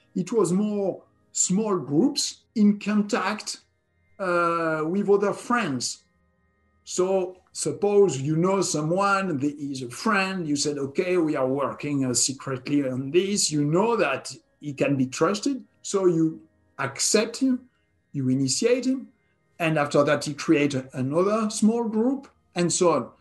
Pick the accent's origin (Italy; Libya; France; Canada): France; southwest France; was born and raised in France, in the country southwest of France